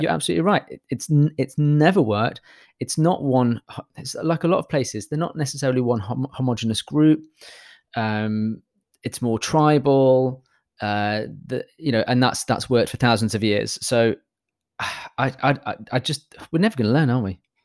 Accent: United Kingdom; I'm British

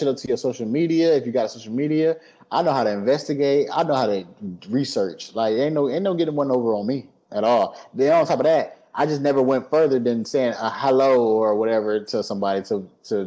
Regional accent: Detroit, Michigan, United States; now in Georgia, United States; I'm from Detroit. I'm from Detroit, but I also moved to the suburbs when I came to Georgia

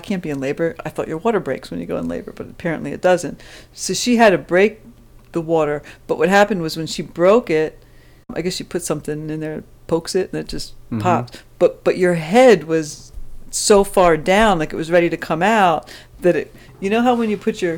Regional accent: Pennsylvania, United States; I was born in Pennsylvania

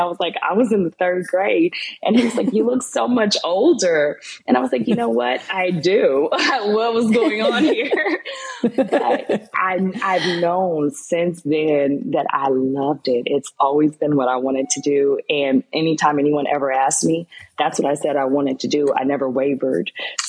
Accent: Tulsa, Oklahoma, United States; moved away as an adult; also born or lived in Muskogee, Oklahoma / Los Angeles, California; now in Houston, United States; when I was around 5, actually, lived here until I was in the 3rd grade, and then I moved back to Tulsa, Oklahoma. And I grew up in Tulsa. I went to Broken Arrow High School. And then from there, I went on to the University of Oklahoma before moving to Los Angeles

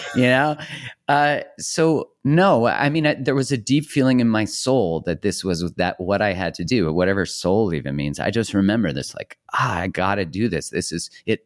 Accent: Canada; I'm Canadian

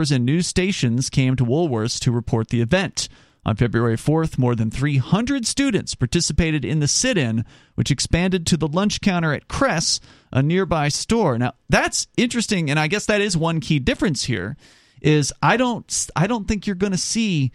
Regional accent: Florida, United States; When I was growing up in Florida

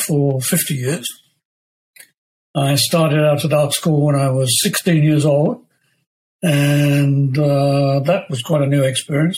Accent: Leicester, East Midlands, United Kingdom; Leicester, my hometown

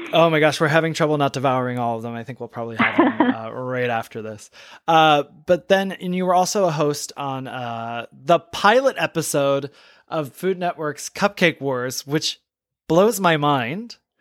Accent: Michigan, United States; moved away; I'm from Michigan originally

